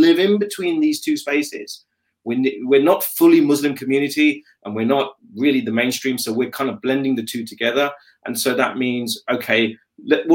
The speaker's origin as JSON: {"language": "English", "region": "London", "country": "United Kingdom", "tie": "born or raised there", "said": "I'm born in London. I'm very proudly British. I'm a Londoner."}